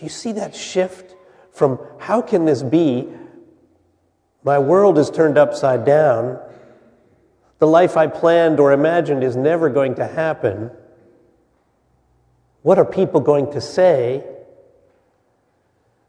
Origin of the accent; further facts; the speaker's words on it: Wyckoff, New Jersey, United States; I grew up in the United Methodist Church in Wyckoff, New Jersey